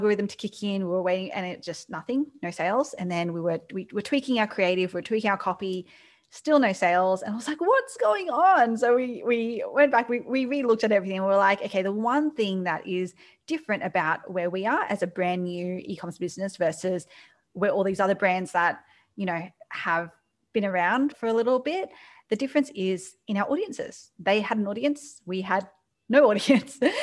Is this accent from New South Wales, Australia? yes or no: yes; Sydney, New South Wales, Australia; moved away as an adult; now in New York City, United States; starting hospitality in Sydney, in Australia, you might be able to tell from my accent